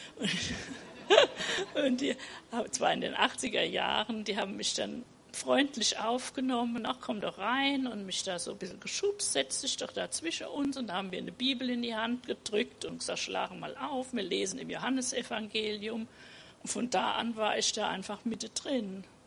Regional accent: Rhineland-Palatinate, Germany; also born or lived in Mannheim; Ich bin in der Pfalz aufgewachsen

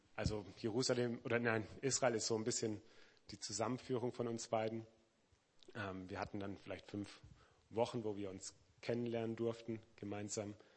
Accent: Weinheim, Baden-Württemberg, Germany; also born or lived in Black Forest / Mannheim; eigentlich im Schwarzwald geboren. Meine Heimat ist aber Weinheim an der Bergstraße, also praktisch um die Ecke, bin dort aufgewachsen

